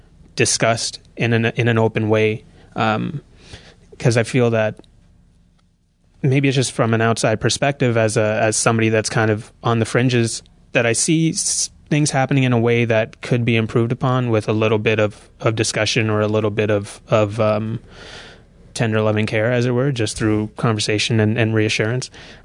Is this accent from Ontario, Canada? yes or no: yes; Toronto, Ontario, Canada; I'm from Toronto, Ontario. I don't know how in much detail to go. I went to a fine arts high school in Toronto.